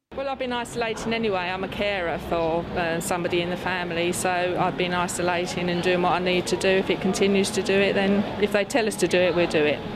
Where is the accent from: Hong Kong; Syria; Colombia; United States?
Hong Kong; moved away as an adult; now in United Kingdom; I'm from Hong Kong